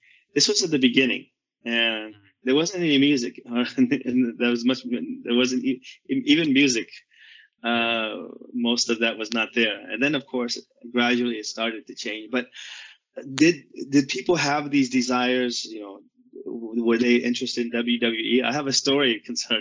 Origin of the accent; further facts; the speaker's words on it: Vietnam; moved away; also born or lived in United States / Saudi Arabia / Seattle; I was born in Vietnam during that time